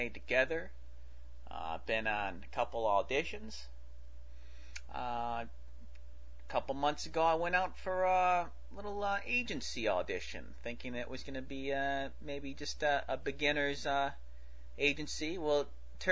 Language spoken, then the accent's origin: English; Michigan, United States; since I'm from Michigan